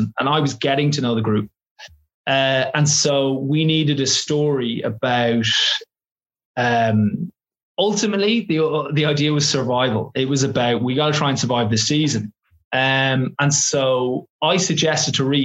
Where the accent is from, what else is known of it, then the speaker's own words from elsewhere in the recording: Ireland; now in London, United Kingdom; as an English teacher who also happens to be Irish